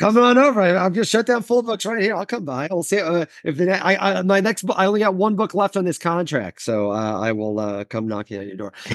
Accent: Midwest, United States; moved away; also born or lived in New York; I'm a Midwesterner.

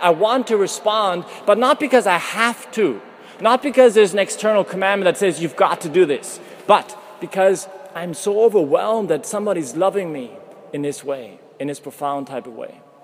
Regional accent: Canada; moved away as an adult; now in Vienna, Austria; from Canada

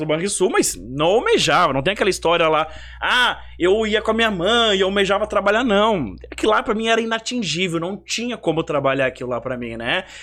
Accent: Bento Gonçalves, Rio Grande do Sul, Brazil; moved away; also born or lived in Amazonas; da linda Bento Gonçalves

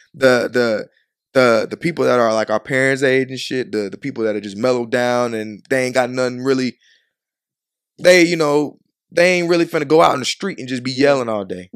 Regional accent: Chicago, Illinois, United States; moved away; also born or lived in Georgia; I was raised in Chicago

